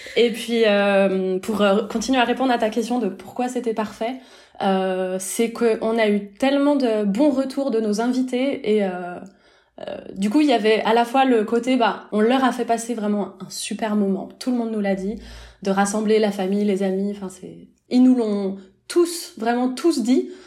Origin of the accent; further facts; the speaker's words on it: France; moved away as an adult; now in Lausanne, Switzerland; je suis française, mon mari aussi, mais on a quitté la France pour la Suisse